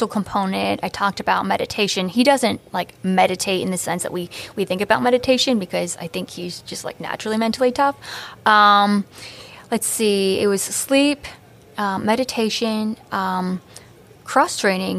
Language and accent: English; Maryland, United States; moved away as an adult; also born or lived in Hawaii / Cleveland; now in New York, United States; I moved from Hawaii to Maryland. I grew up in Maryland.